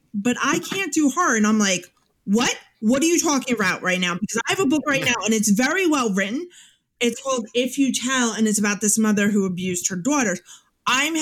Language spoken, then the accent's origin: English; New York, United States; also born or lived in Long Island; I'm from New York